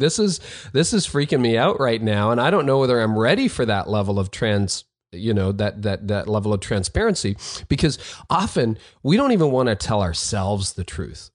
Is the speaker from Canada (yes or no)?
yes; Canada; I'm the Canadian